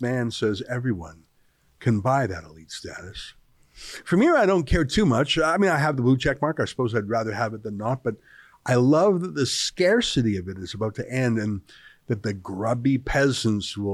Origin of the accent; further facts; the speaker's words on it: Alberta and BC, Canada; also born or lived in British Columbia; I grew up in Alberta and BC